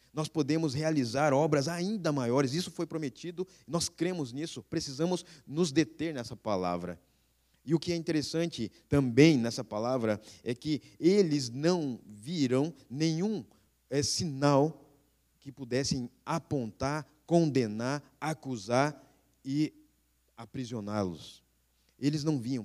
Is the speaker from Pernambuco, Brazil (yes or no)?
no; Bauru, São Paulo, Brazil; accent: interior; moved away as an adult; also born or lived in Passo Fundo, Rio Grande do Sul; now in Rio Grande do Sul, Brazil; Nós temos o filho Samuel paulista, nascido lá em Bauru, São Paulo, a minha terra natal